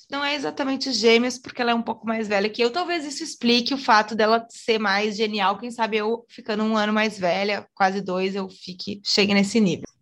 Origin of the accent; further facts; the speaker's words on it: Rio Grande do Sul, Brazil; ela também nasceu no mesmo estado que eu, que se chama Rio Grande do Sul